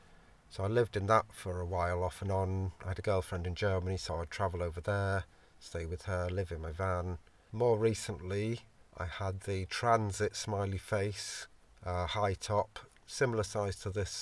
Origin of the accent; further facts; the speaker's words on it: Yorkshire and the Humber, United Kingdom; also born or lived in London; originally I was born in London, Islington. We lived kind of in like the Camden Town area, which I love. And then when I was five, we moved up to Yorkshire.